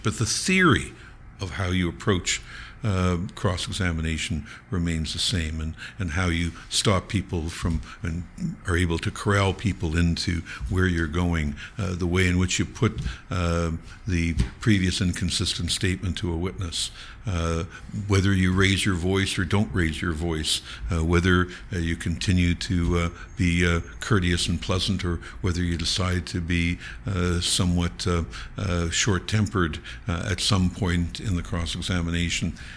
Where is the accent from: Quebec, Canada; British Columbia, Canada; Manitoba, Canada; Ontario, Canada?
Ontario, Canada; Niagara Falls; I grew up in Niagara Falls